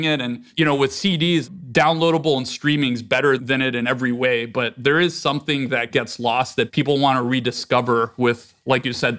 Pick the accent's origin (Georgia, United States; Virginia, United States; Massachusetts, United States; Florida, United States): Virginia, United States; Northern; moved away as an adult; I grew up on the East Coast near Washington, D.C. in Northern Virginia.